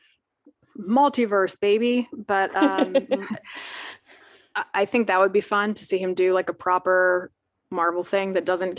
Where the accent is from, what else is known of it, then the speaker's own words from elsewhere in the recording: United States; I'm American